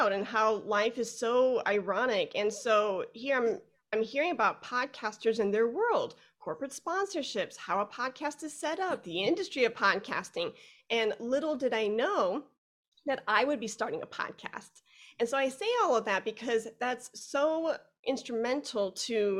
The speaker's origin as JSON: {"language": "English", "town": "Chicago", "region": "Illinois", "country": "United States", "moved": "yes", "lives_now": "Fort Worth, United States", "said": "I'm originally from Chicago. I live in Fort Worth, Texas right now"}